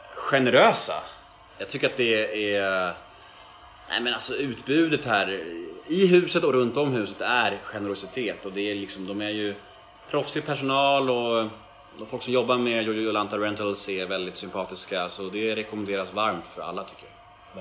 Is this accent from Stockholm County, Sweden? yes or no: yes; Stockholm, Stockholm County, Sweden; jag är uppvuxen på Södermalm, eller så är jag född liksom mitt på Södermalm